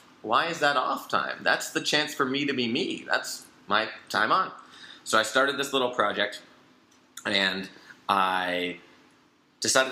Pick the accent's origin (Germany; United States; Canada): Canada; moved away; also born or lived in Singapore; I grew up skiing. I'm Canadian